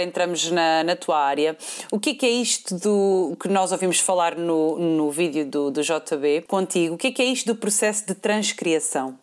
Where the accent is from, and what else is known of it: Portugal